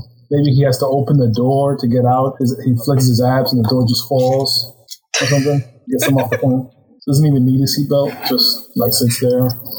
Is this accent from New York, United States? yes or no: yes; New York, United States; I'm from New York, so Jersey's right there, and I'm an East Coast person